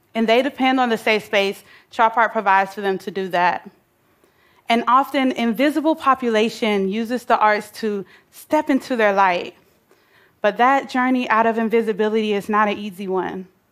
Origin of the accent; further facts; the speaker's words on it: Atlanta, Georgia, United States; I grew up in Atlanta, Georgia, bouncing from house to house